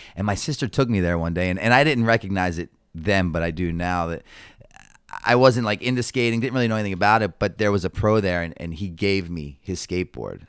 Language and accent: English; Baltimore, Maryland, United States; born and raised in Baltimore City